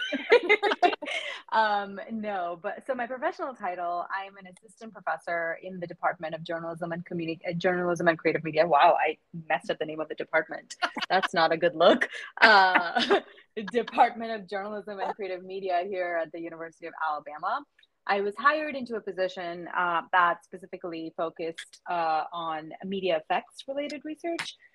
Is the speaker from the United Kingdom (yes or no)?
no; Mumbai, Maharashtra, India; moved away as an adult; also born or lived in Michigan; I am originally from Mumbai in India. So born there, raised there, did my undergrad there, and then I moved to Michigan